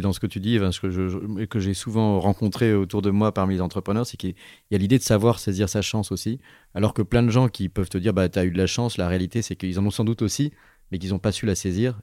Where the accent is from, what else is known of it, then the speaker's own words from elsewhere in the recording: Grenoble, Auvergne-Rhône-Alpes, France; en tant que grenoblois